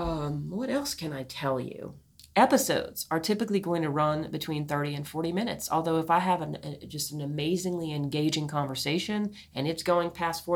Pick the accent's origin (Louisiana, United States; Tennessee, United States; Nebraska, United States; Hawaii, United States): Louisiana, United States; New Orleans; I come from New Orleans, Louisiana, a very culturally blended place.